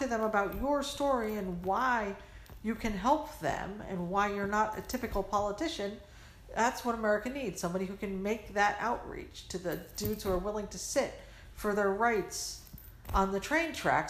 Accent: Midwest, United States; And I'm from the Midwest and I'm not going to offend...

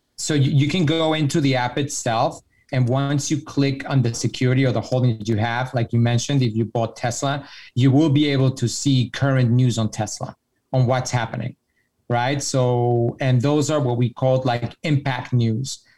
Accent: Mexico; I'm from Mexico

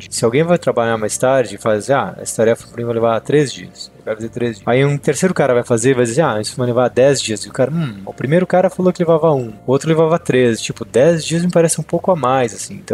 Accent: Brazil; moved away; quando vim do Brasil, a gente tem sangue no olho, né? A gente quer dominar o mundo

